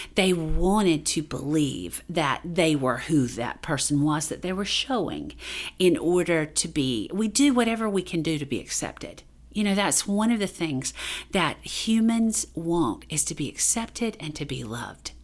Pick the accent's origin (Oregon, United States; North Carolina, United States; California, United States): North Carolina, United States; Duplin County, Eastern; I grew up in Eastern North Carolina. Um, in Duplin County.